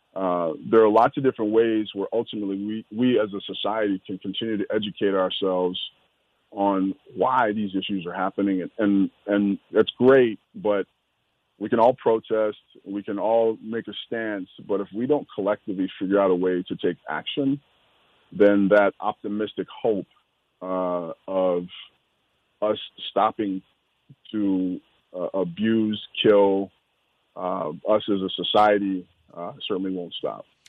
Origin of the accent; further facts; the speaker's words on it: Minneapolis, Minnesota, United States; growing up in South Minneapolis